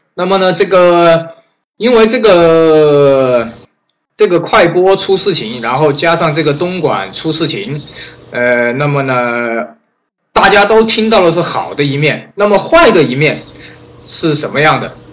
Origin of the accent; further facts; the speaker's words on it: China; 你看到我们中国人是最多的